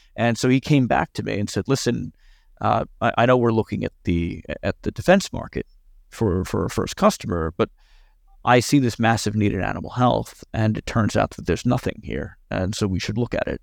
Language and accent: English; New York, United States; as a New Yorker